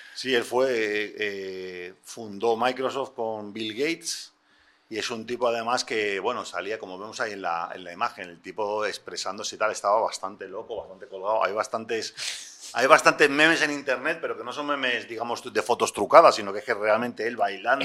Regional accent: Spain; En España somos muy de Juan Palomo

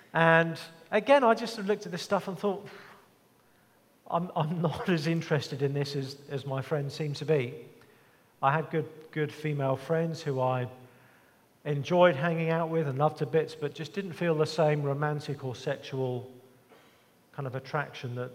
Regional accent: England, United Kingdom; even growing up in England

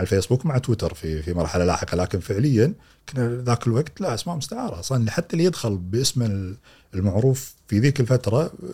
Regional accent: Kuwait; عندنا في الكويت

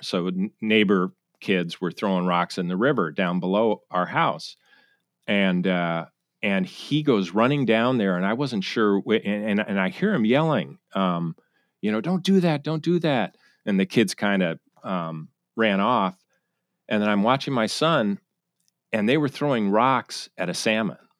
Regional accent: Connecticut, United States; moved away as an adult; also born or lived in Charleston, South Carolina / New York City / San Francisco; now in Seattle, United States; born in Sa-, South Carolina, Charleston, but I grew up in Connecticut, uh, commuter town to New York City.

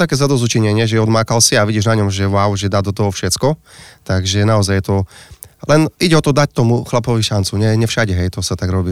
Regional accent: Slovakia; ja pochádzam z Pisknovej

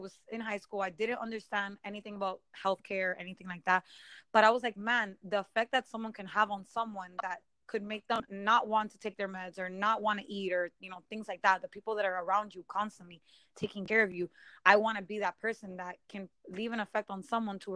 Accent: Miami, Florida, United States; I was born and raised in Miami

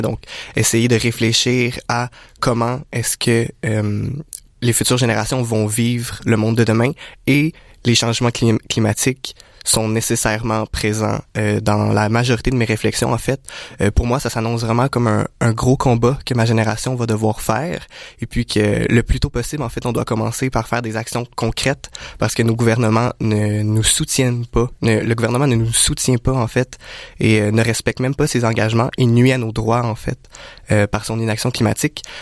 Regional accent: Canada; en tant que Canadien

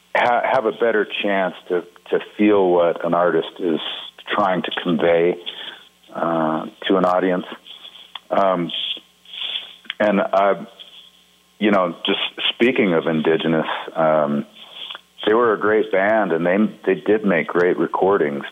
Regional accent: Montana, United States; When I was growing up in Montana

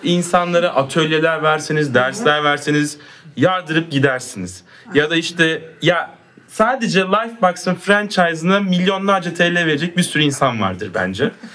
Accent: Adana, Turkey; ben de Adanalıyım

